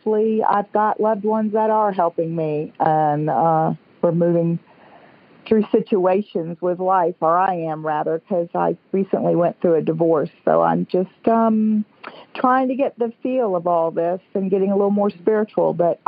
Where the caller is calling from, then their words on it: St. Augustine, Florida, United States; I'm calling from St. Augustine, Florida.